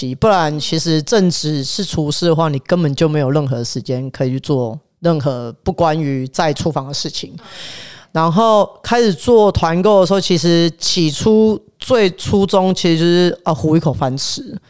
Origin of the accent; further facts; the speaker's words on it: Taiwan; now in Melbourne, Australia; 因为我跟我的合作人都是来自台湾，